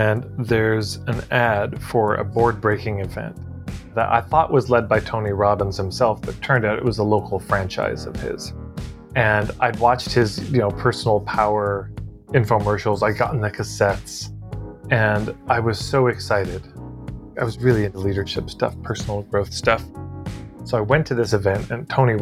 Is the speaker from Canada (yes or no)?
yes; Edmonton, Alberta, Canada; I grew up in Westmount in Edmonton